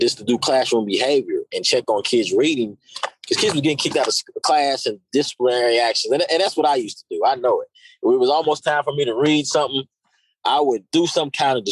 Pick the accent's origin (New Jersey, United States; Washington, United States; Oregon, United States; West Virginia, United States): West Virginia, United States; Charleston; I grew up here in Charleston, from the west side of Charleston.